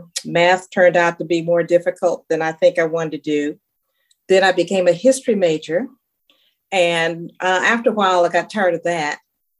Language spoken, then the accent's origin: English; Los Angeles, California, United States; South Central Los Angeles, okay.